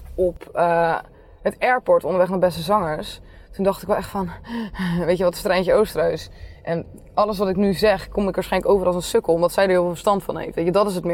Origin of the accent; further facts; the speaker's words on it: Nieuwerkerk, South Holland, Netherlands; Ik kom uit Nieuwekerk